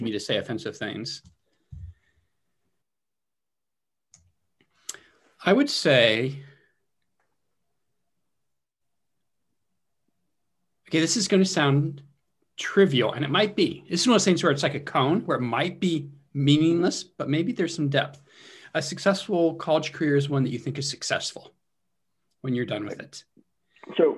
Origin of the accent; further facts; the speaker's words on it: California, United States; moved away as an adult; also born or lived in Wisconsin; now in Connecticut, United States; I grew up in California